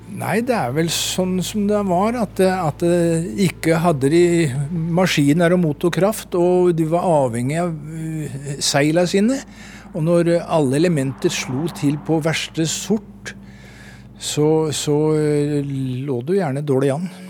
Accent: Porsgrunn, Telemark, Norway; Jeg kom fra Porsgrunn.

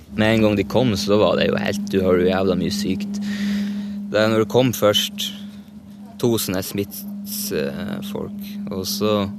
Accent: Susendal, Nordland, Norway; vi kommer fra Susna

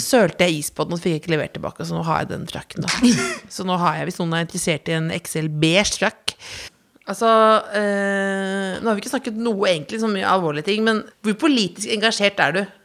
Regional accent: Jessheim, Akershus, Norway; Det er som at jeg er fra Jessheim

